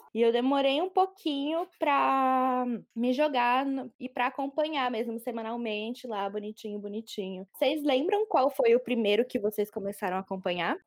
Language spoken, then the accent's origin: Portuguese; São Paulo, Brazil; sou de São Paulo, sou jornalista